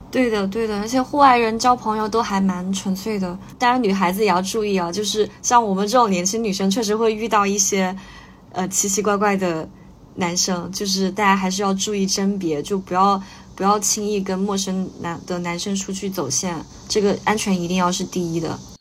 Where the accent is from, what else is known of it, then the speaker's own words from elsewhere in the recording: Chongqing, China; 因为我是重庆人，那我，我们家那边离高原很近，我小时候爸妈就脑带我去那边玩儿